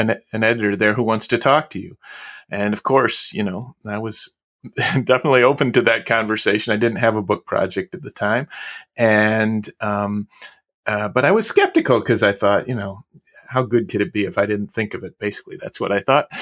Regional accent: Midwest, United States; I'm a Midwesterner

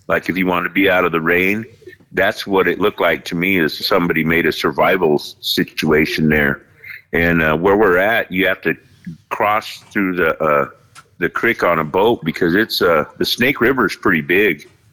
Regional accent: Fort Hall, Idaho, United States; I'm here in the state of Idaho, and uh, I'm Native American from Fort Hall

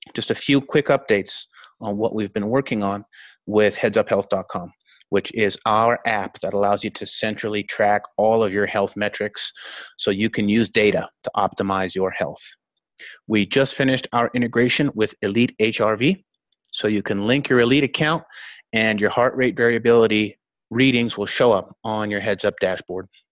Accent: Winnipeg, Manitoba, Canada; I was born and raised in Winnipeg

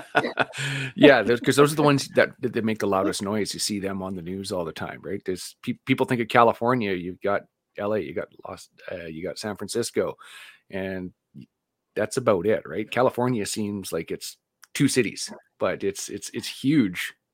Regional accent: Vancouver, British Columbia, Canada; moved away; I grew up in Vancouver

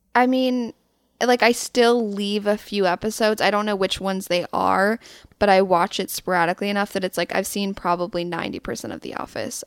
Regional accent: Louisville, Colorado, United States; I'm from Louisville, which is a suburb in Boulder County

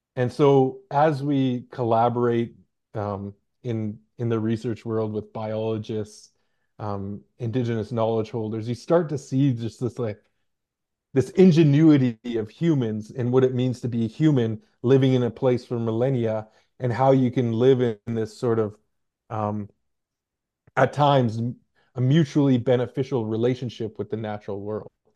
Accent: Hartley Bay, British Columbia, Canada; now in Victoria, Canada; I come from a small community called Hartley Bay

